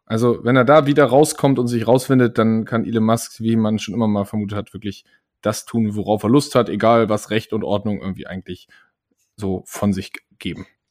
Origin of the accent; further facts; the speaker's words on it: Germany; als Deutsche